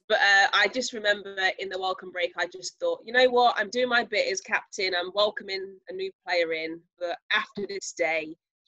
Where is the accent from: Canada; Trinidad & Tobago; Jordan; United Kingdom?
United Kingdom; Leicester, East Midlands; I've got to show you that, you know, we're from Leicester. This is how we do it. This is how we welcome people.